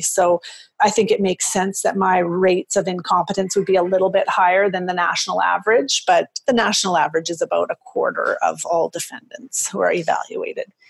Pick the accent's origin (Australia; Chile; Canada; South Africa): Canada; also born or lived in Edmonton, Alberta; I'm from Canada.